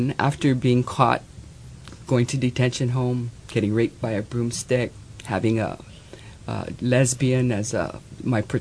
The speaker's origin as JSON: {"language": "English", "region": "Hawaii", "country": "United States", "said": "I'm Hawaiian"}